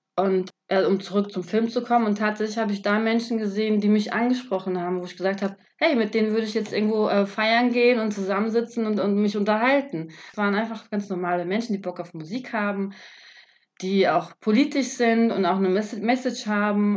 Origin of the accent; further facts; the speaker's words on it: Germany; ich bin ja auch aus Deutschland